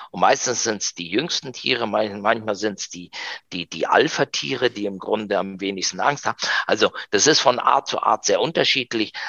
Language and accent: German; Argentina; first language German and Spanish; moved away as an adult; now in Germany; einen äh, komischen Argentinier